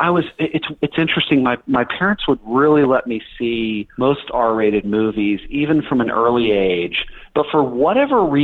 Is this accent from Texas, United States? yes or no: yes; Dallas, Texas, United States; moved away as an adult; I grew up in Dallas, Texas